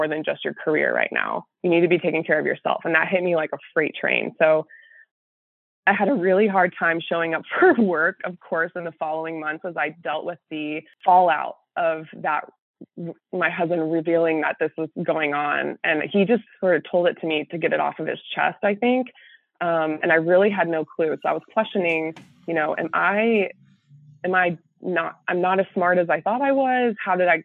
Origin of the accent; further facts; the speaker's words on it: Texas, United States; moved away as an adult; now in St. Louis, United States; I'm from Texas, but I somehow ended up here